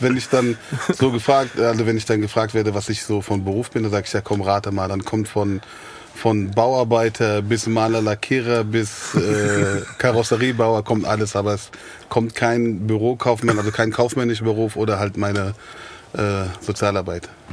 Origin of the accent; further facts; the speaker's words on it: Frankfurt, Hesse, Germany; also born or lived in Griesheim, Frankfurt; eigentlich bin ich äh, gebürtiger Sachsenhausener. Ich bin, ah. habe meine Kindheit in Sachsenhausen verbracht